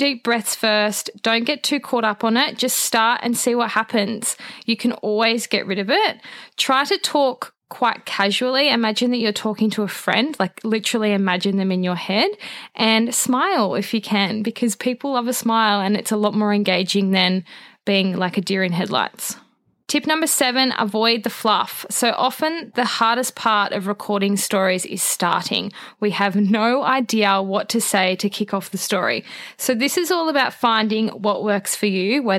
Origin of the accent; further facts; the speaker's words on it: Australia; being Australian